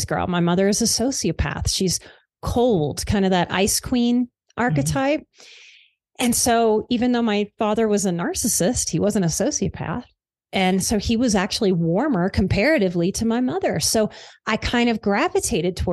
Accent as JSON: {"language": "English", "town": "New Orleans", "region": "Louisiana", "country": "United States", "tie": "born or raised there", "said": "I am from the South. I grew up in New Orleans."}